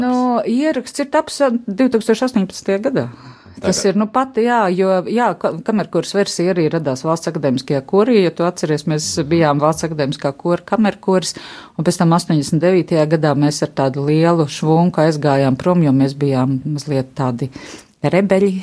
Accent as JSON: {"language": "Latvian", "country": "Latvia", "said": "ne tikai nekaunēties, ka mēs nākam no Latvijas, bet lepoties ar to, ka mēs nākam no Latvijas"}